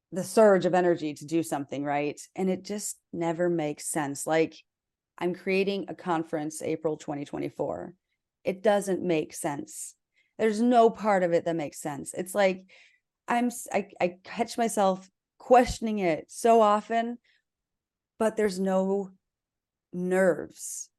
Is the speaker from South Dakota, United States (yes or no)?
yes; South Dakota, United States; I was raised in South Dakota, which is in the middle of the Bible Belt